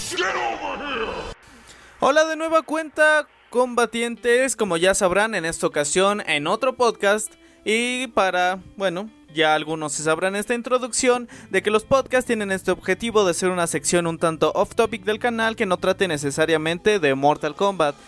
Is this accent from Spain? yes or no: no; Mexico; somos mexicanos